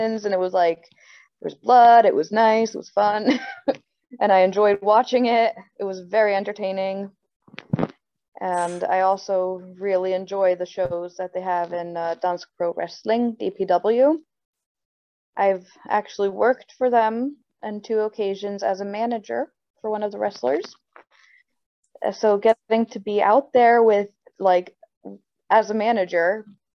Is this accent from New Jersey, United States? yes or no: yes; New Jersey, United States; moved away; also born or lived in Sweden; I'm born and raised in New Jersey